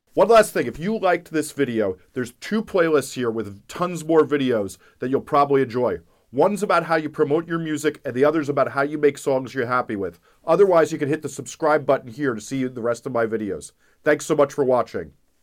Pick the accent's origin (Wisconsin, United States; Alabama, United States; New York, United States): New York, United States; accent: New York; my New York accent